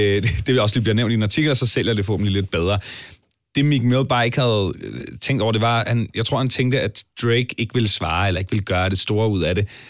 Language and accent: Danish; Allinge, Capital Region of Denmark, Denmark; uanset om vi er vokset op i Toronto eller Allinge, som jeg er